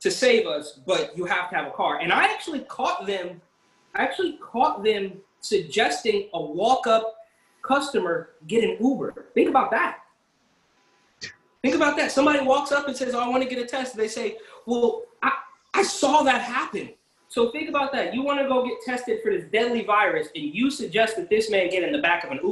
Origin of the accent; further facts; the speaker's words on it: Bay Area, California, United States; now in New York City, United States; I'm from the Bay Area